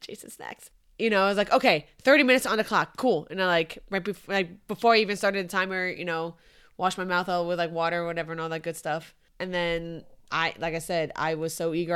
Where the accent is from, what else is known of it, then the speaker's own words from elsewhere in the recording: Santiago, Santiago Metropolitan Region, Chile; moved away; I was born in Santiago, Chile